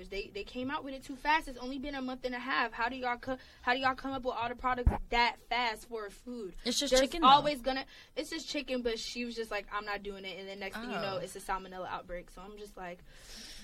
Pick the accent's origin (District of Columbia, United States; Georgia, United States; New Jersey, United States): Georgia, United States; Atlanta; I'm from Atlanta, we're from the South